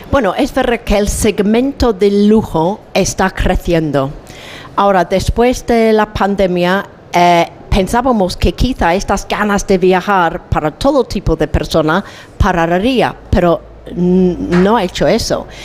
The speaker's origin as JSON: {"language": "Spanish", "region": "England", "country": "United Kingdom", "second_language": "Spanish", "said": "yo vengo de Inglaterra, donde pasamos unos tiempos horroríficos de frío y lluvia"}